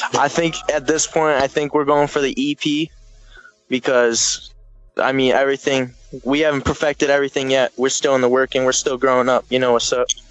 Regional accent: Howell, Michigan, United States; also born or lived in Detroit, Michigan; I grew up in Howell

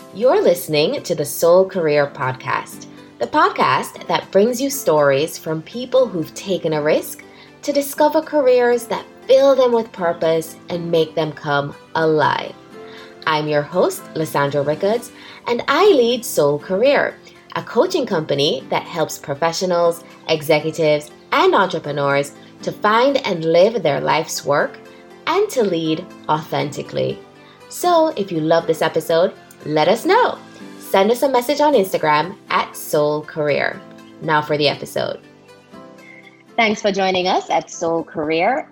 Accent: Jamaica; Growing up in Jamaica myself, we were funneled into professional career paths

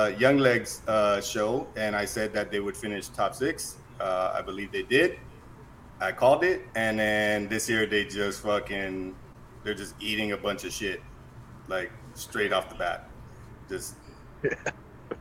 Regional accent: United States; I'm fucking American.

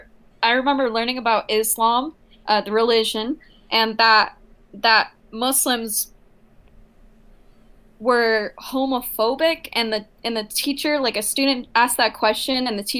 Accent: United States; my parents are Jordanian Palestinian, I'm like a first generation American

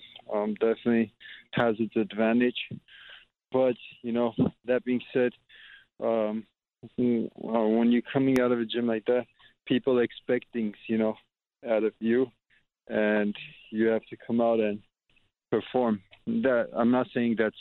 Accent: Glendale, California, United States; growing up in Glendale, like they call Glendale, they call it like the second Armenia because of how much Armenians there are here.

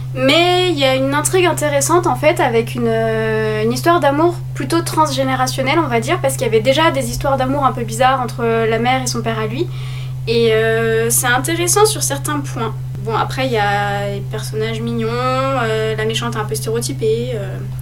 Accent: France; nous en tant que français

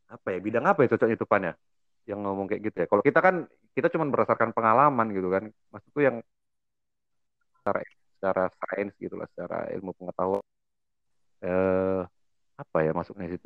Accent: North Sumatra, Indonesia; … iya, Batak, gue Batak.

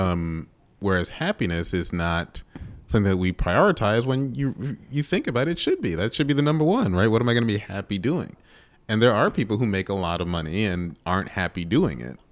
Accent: New York, United States; now in Chicago, United States; I grew up in New York

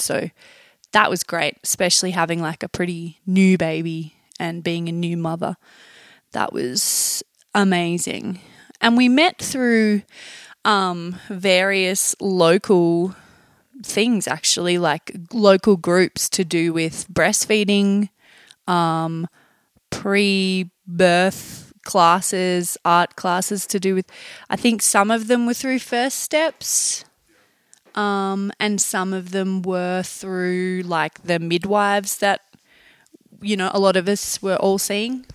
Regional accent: Tasmania, Australia; moved away as an adult; now in Taos, United States; I'm from Tasmania under Australia.

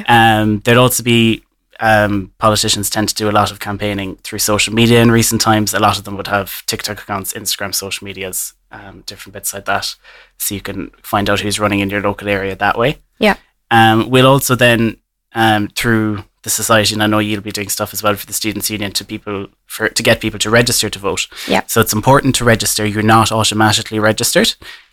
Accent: Kerry, Munster, Ireland; I'm from Kerry, so my local electorate area is Killarney.

